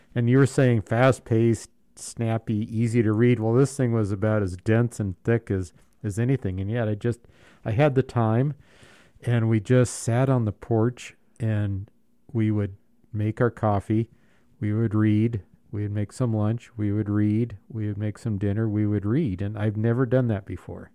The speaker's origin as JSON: {"language": "English", "region": "Southern California", "country": "United States", "tie": "born or raised there", "moved": "yes", "said": "growing up in Southern California, I went to the beach a lot."}